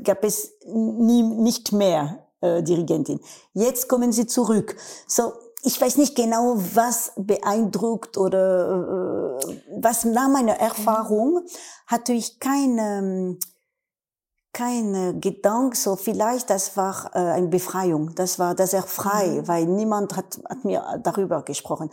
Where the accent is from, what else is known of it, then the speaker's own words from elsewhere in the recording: France; German is a second language; in Wien als Französin